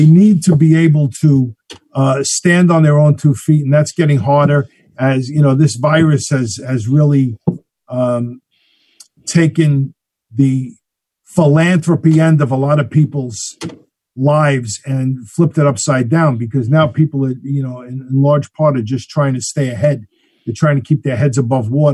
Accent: New York City, New York, United States; now in Queens, New York, United States; I grew up in Morris Park, which is just north of Parkchester

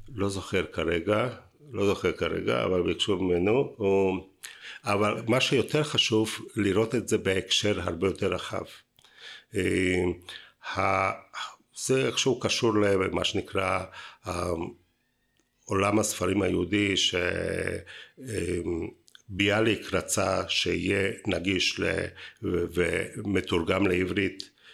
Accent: Bratislava, Bratislava Region, Slovakia; now in Israel; לא נולדתי בארץ, אני נולדתי ב- אה, פרסבורג, עיר- עיר- עיר של חתם סופר

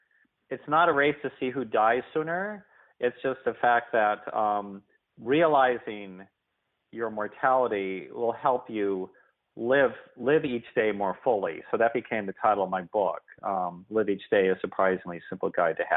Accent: Omaha, Nebraska, United States; moved away as an adult; also born or lived in Iowa City, United States / Frankfurt, Germany / Madrid, Spain / Bay Area, California; now in California, United States; I grew up in Omaha, Nebraska

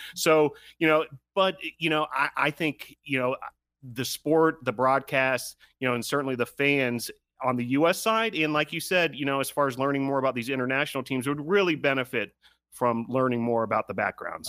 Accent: North Carolina, United States; here in my home state of, of North Carolina

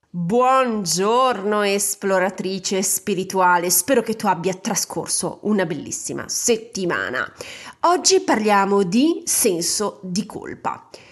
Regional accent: a small Ligurian town, Italy; vivevo in una cittadina ligure molto cattolica Immagina che la comunità cattolica del mio paese

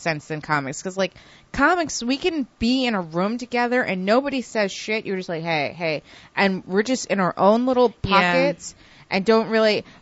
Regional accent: New York, United States; I'm from New York

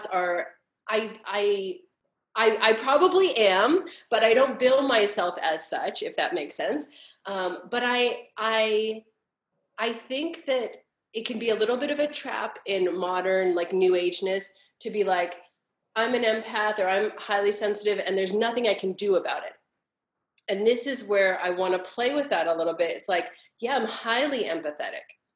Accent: Los Angeles, California, United States; I was born and raised here in Los Angeles.

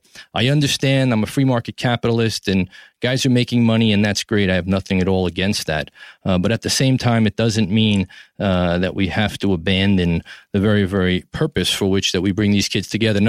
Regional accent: New York City, New York, United States; from Tribeca, New York City, my hometown, the greatest city in the world

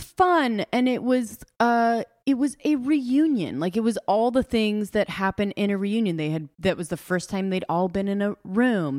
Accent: Los Angeles, California, United States; now in Carolina Beach, United States; I am from Los Angeles

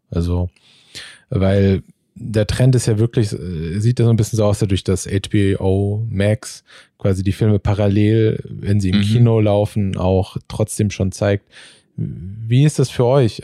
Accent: Marburg, Hesse, Germany; now in Berlin, Germany; ich komme halt aus Marburg äh, in Hessen

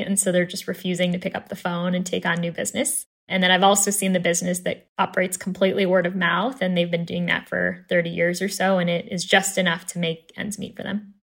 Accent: Chicago, Illinois, United States; born and raised in Chicago

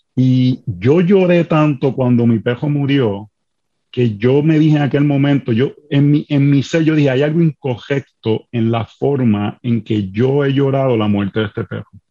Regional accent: Puerto Rico; now in Washington DC, United States; Soy puertorriqueño, así que me perdonan las R, las S, eh, el hablar rápido cuando nos emocionamos

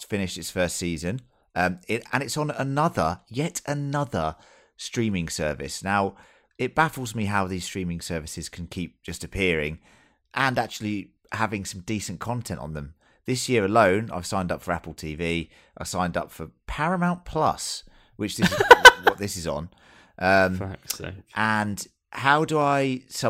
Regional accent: England, United Kingdom; As an English person

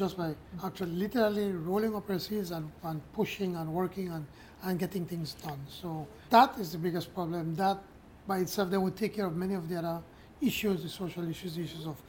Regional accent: Belize; first language Spanish; English is a second language

